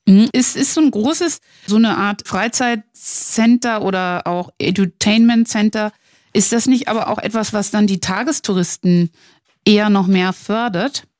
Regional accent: Northern Germany, Germany; ich als Norddeutsche

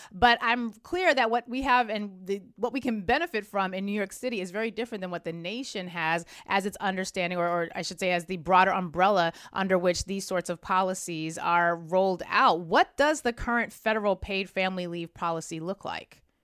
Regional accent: Germany; now in United States; I was born and raised in Germany

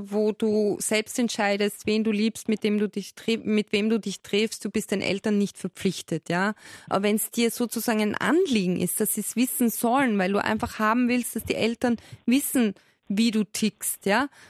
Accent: Styria, Austria; Also ich bin auch aus der Steiermark

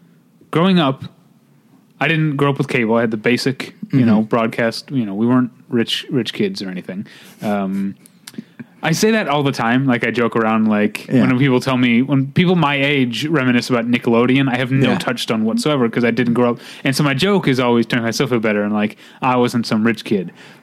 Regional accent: St. Louis, Missouri, United States; born or raised there; now in California, United States

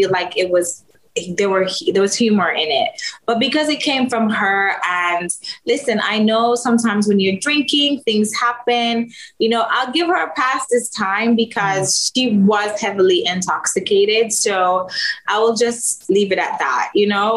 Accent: Jamaica; I'm Jamaican

